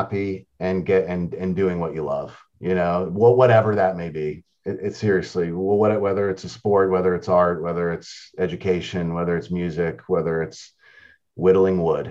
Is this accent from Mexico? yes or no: no; New York, United States; I grew up in New York